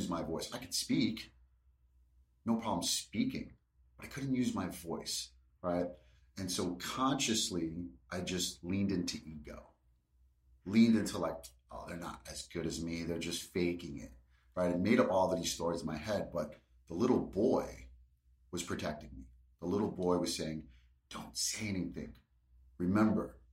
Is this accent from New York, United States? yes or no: yes; New York City, New York, United States; I grew up in Brooklyn, New York, born in 1978